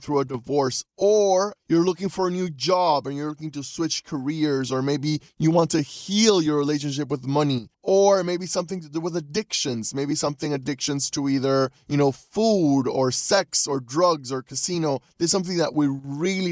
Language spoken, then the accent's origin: English; Panama City, Panama; I'm a coach from Panama City, Panama